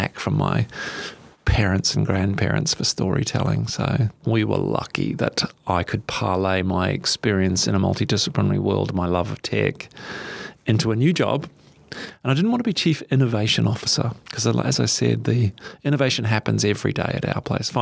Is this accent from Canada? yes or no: no; New Zealand; now in Australia; I'm a Kiwi